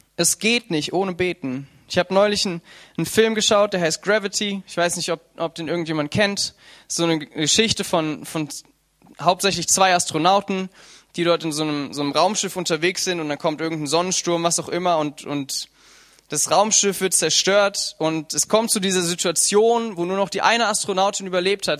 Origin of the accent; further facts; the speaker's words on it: Germany; wir alle als Deutsche